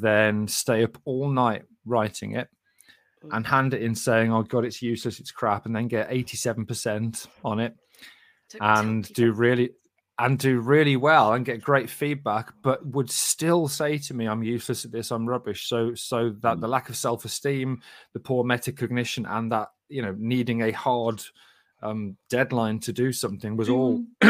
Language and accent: English; Sandwell, West Midlands, United Kingdom; maybe it's just because I'm from Sandwell. Well, you definitely won't know Double Rumples if you live in Sandwell, because that's where we are.